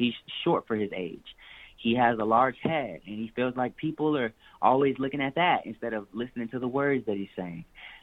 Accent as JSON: {"language": "English", "town": "Chicago", "region": "Illinois", "country": "United States", "said": "I'm from Chicago."}